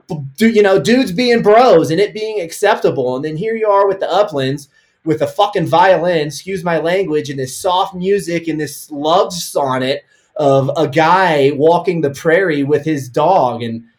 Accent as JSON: {"language": "English", "region": "Kansas", "country": "United States", "tie": "born there", "lives_now": "Colorado, United States", "said": "So I was born in Kansas. I live in Colorado, but I hunt 6 or 7 states a year."}